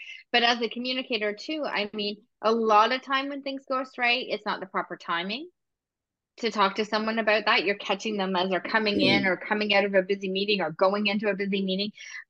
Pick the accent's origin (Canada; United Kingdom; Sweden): United Kingdom; Scotland; I'm also Scottish, so I'm blunt by nationality too and my culture.